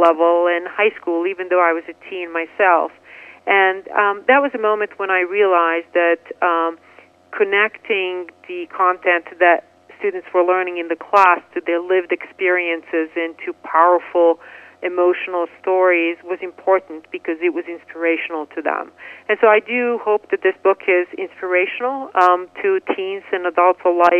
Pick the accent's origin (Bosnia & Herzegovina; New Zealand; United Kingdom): Bosnia & Herzegovina; Bihac, Federation of Bosnia and Herzegovina; moved away as an adult; now in United States; My hometown of Bihac was a diverse city, and I was a teen